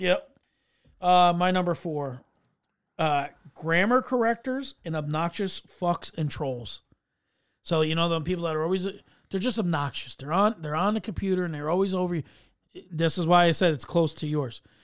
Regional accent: New York, United States; as a New Yorker

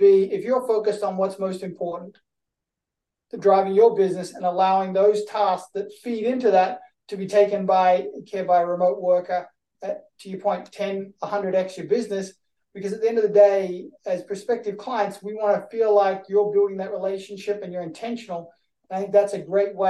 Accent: Australia; I'm from Australia

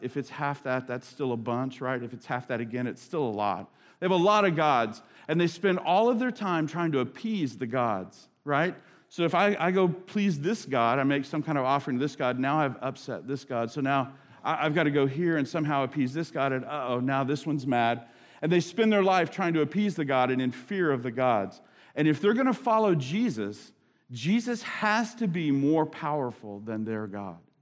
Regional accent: United States; an American Christian

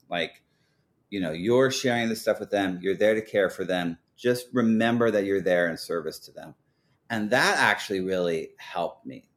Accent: Portland, Oregon, United States; growing up in Portland, I mean, everyone was from here

